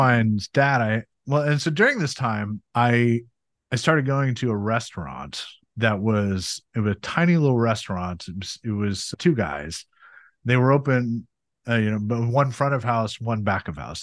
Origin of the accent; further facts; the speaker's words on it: Montana, United States; I grew up in Montana and that was amazing place to grow up in so many ways